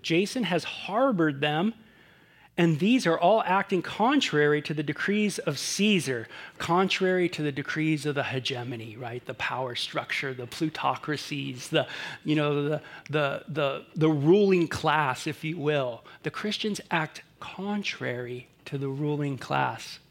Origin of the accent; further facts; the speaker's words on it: Southern California, United States; growing up in Southern California